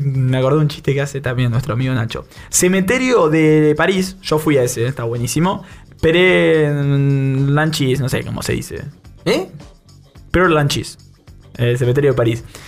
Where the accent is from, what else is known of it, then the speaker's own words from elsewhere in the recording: Bahía Blanca, Buenos Aires Province, Argentina; Nosotros somos de Bahía Blanca